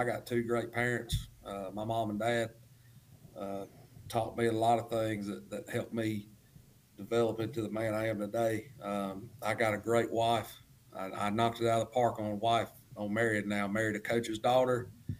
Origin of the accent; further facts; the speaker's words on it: Gaffney, South Carolina, United States; I'm from the what we call the good side of the Highway 18 rivalry. I'm from Gaffney, born and raised there.